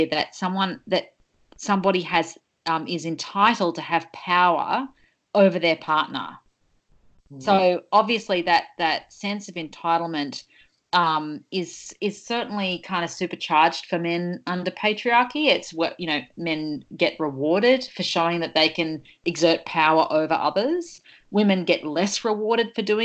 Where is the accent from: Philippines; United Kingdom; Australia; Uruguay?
Australia; Sydney, New South Wales; I grew up on the Northern Beaches in the 90s